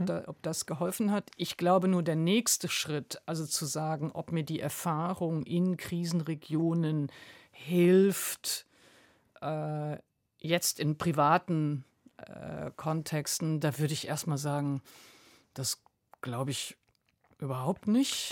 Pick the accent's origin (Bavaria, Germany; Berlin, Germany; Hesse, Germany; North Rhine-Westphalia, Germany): North Rhine-Westphalia, Germany; Wuppertal; also born or lived in Mülheim an der Ruhr; ich bin im Ruhrgebiet geboren, aber dann äh, zunächst in Wuppertal. Also äh, Mülheim-Ruhr ist mein mhm. Geburtsort